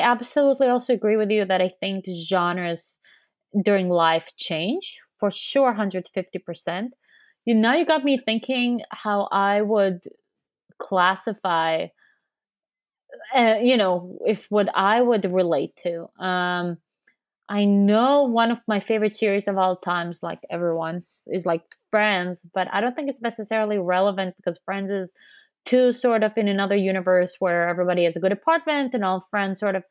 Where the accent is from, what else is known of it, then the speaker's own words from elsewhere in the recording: Israel; now in San Francisco, United States; I'm also from Israel. I also consider it home.